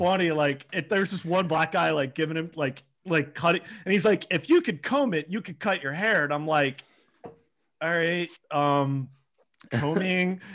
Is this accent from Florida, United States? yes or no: no; Pennsylvania, United States; I grew up with him in Pennsylvania